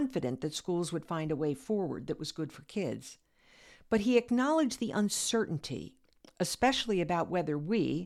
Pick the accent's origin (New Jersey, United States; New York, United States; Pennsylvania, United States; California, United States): Pennsylvania, United States; Lancaster; my hometown and current location, Lancaster, Pennsylvania